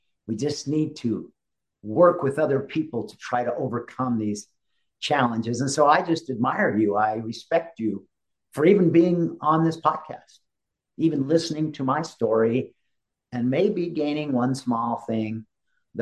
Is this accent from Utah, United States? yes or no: yes; Utah, United States; growing up the way I grew up in Utah and the Rocky Mountains